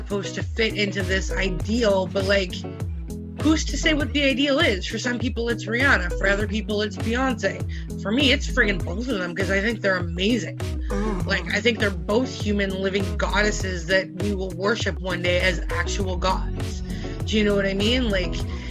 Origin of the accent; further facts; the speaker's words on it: British Columbia, Canada; when I was growing up in British Columbia